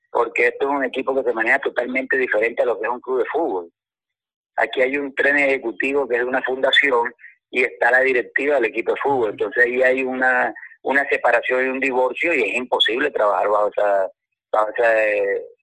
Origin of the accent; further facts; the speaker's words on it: Maracaibo, Zulia, Venezuela; yo soy de Zulgar y de Maracaibo